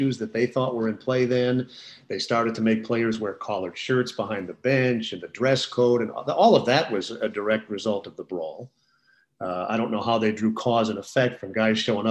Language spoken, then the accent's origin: English; Minneapolis, Minnesota, United States; moved away as an adult; now in Indianapolis, United States; growing up in Minneapolis